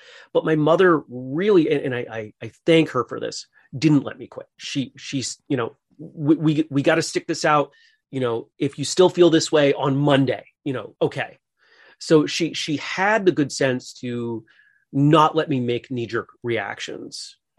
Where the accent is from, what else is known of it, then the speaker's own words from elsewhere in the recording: Maine, United States; I grew up in Maine, went to college in Massachusetts.